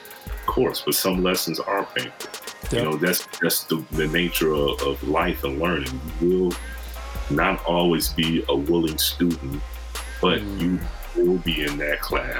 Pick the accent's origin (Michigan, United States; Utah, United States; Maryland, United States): Michigan, United States; also born or lived in Kansas; now in Los Angeles, United States; I've lived in two different countries, you know, I'm from Michigan, of course. Yeah. I live in Kansas, I live out here in LA.